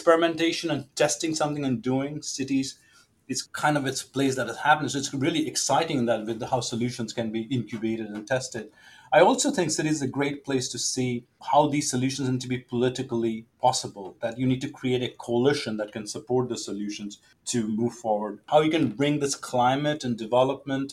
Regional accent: Delhi, India; moved away; I grew up in Delhi, and now I look back, maybe lower middle class neighborhood

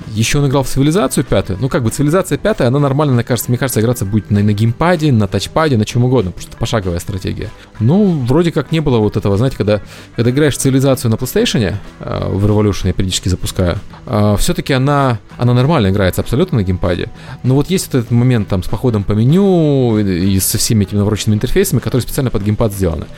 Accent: Ukraine; я украинец

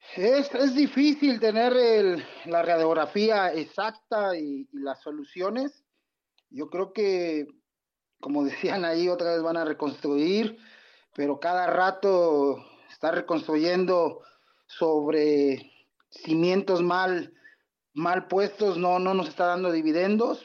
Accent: Mexico; nosotros como mexicanos

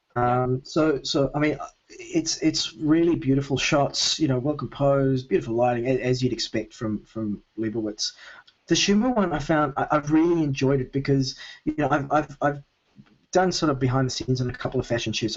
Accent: Melbourne, Victoria, Australia; Melbourne, uh, where I normally live

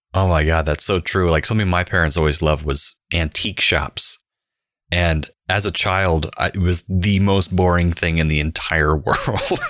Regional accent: Central Florida, United States; Growing up in Central Florida in the nineteen nineties.

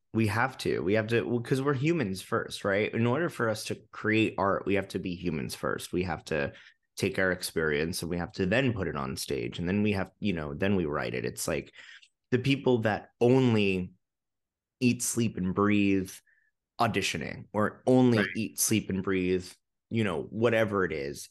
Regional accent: New York, United States; also born or lived in London; I'm a New Yorker. I love New York. It's in my blood

